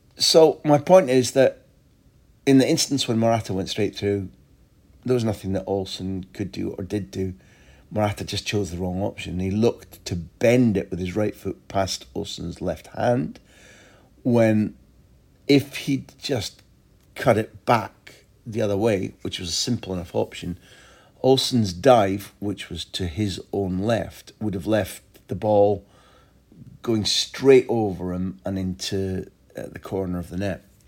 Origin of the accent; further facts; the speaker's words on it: Scotland, United Kingdom; moved away as an adult; also born or lived in England; now in Spain; growing up in Scotland and during my time working in England